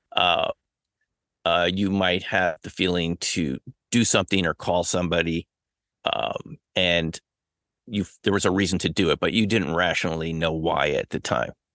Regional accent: New York City, New York, United States; I grew up in the New York City area

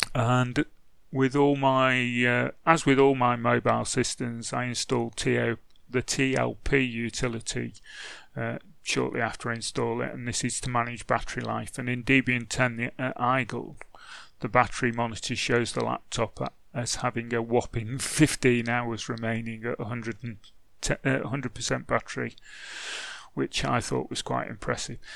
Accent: England, United Kingdom; I'm English

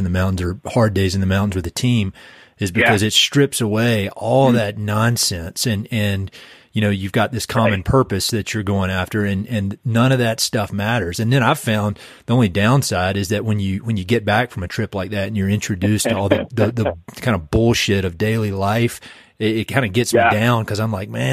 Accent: North Carolina, United States; moved away; also born or lived in Boulder, Colorado; I'm from North Carolina

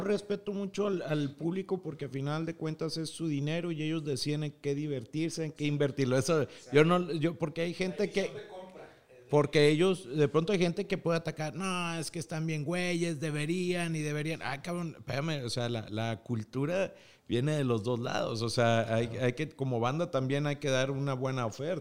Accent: Piedras Negras, Coahuila, Mexico; Yo soy nacido en Piedras Negras, Coahuila

